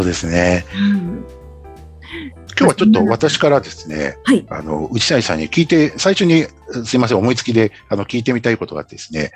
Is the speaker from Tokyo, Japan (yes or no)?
yes; Tokyo, Japan; 僕はこう東京出身